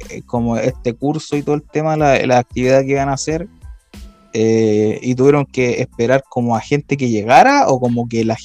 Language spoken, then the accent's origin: Spanish; Chile; Bueno, como buen chileno, todo tiene que empezar tarde, pues